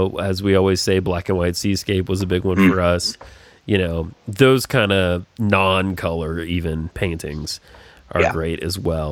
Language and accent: English; the South, United States; growing up in the South was such a part of my life